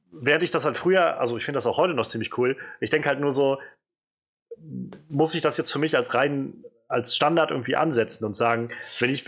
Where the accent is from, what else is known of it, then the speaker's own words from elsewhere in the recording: Rhineland-Palatinate, Germany; Zum Beispiel, ich komme ja, aus Rheinland-Pfalz.